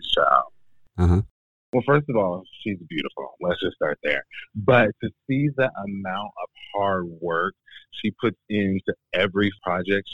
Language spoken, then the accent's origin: English; Portland, United States; moved away as an adult; also born or lived in Washington, D.C. / Jacksonville, Florida / Memphis; now in Rochester, United States; I'm from Portland. I moved from Portland when I was 22.